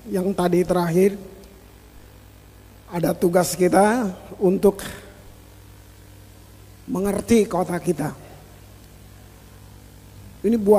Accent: Ambon, Maluku, Indonesia; now in Bali, Indonesia; Saya datang ke Ambon tanpa cinta Ambon. Sekalipun saya orang Ambon.

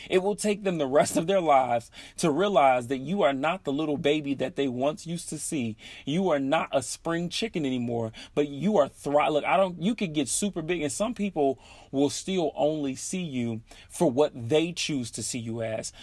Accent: Chicago, Illinois, United States; moved away as an adult; now in Seattle, United States; living in in Seattle now, but I am originally from Chicago

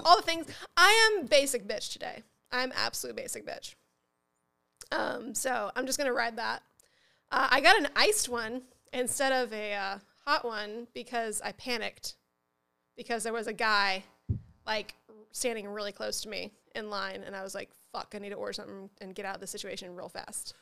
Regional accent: Upper Midwest, United States; also born or lived in Southern United States; I was born in the South, but I wasn't raised in the South. I was raised in the, in the, uh, you know, like, upper Midwest

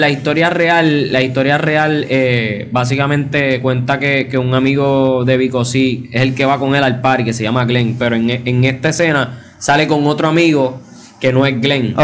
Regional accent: Puerto Rico; todos los talentos somos puertorriqueños

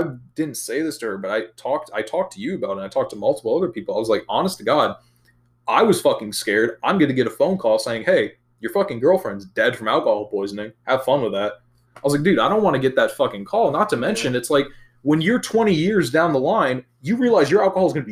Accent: Wisconsin, United States; moved away; I'm originally from Wisconsin

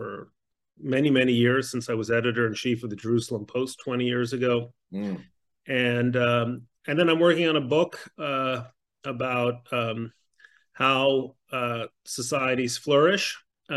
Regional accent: Mexico City, Mexico; moved away; I grew up in Mexico City

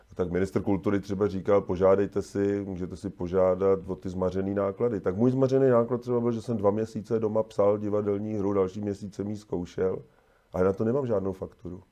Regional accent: České Budějovice, South Bohemian Region, Czechia; já jsem z Budějovic

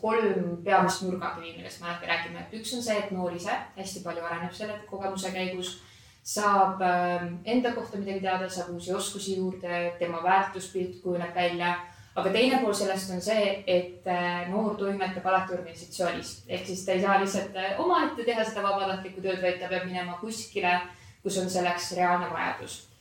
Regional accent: Estonia; olles eestlane

